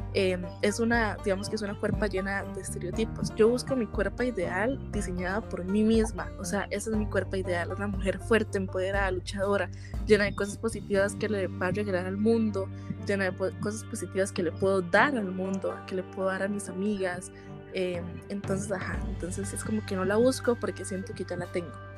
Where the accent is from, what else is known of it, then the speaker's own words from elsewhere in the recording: Costa Rica; soy de Costa Rica